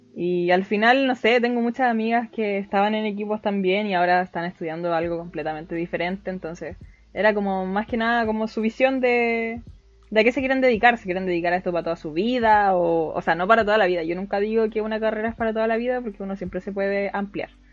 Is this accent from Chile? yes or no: yes; Chile; soy de Chile